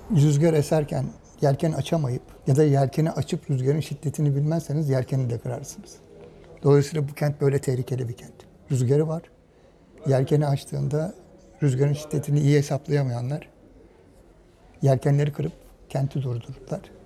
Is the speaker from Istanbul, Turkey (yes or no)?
yes; Istanbul, Turkey; Ben mesela yine İstanbul'da çocukluğum geçti. Yedikule'de geçti